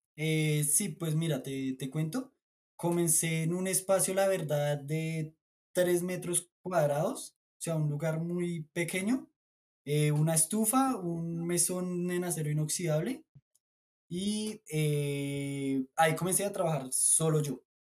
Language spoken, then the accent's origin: Spanish; Colombia; also born or lived in Bolivia; les decimos acá en Colombia